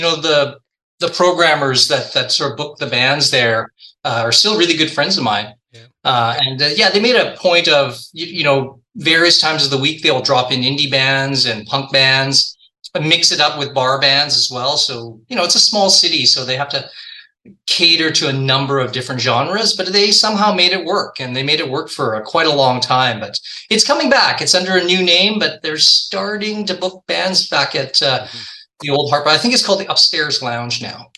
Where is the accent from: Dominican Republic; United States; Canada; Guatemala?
Canada; Victoria, British Columbia; now in Vancouver, Canada; I grew up in Victoria, which is just a boat ride away from Vancouver